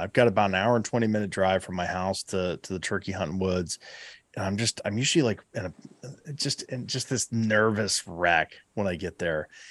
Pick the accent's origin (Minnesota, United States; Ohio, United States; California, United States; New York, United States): Ohio, United States; Southeast; my home state. Uh, you know, here here in Southeast Ohio